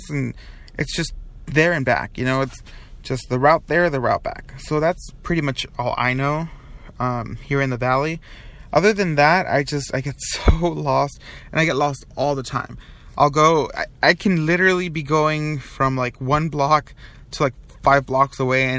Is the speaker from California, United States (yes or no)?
yes; Long Beach, California, United States; moved away; I am from Long Beach.